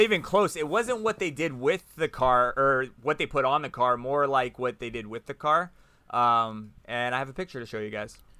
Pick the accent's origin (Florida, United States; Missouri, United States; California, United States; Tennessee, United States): Florida, United States; so we're all from Florida